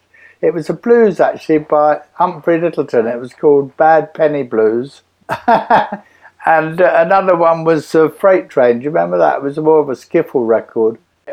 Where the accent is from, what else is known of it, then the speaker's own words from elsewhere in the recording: London, United Kingdom; Not really, no. I just had the regular life in the suburbs, really.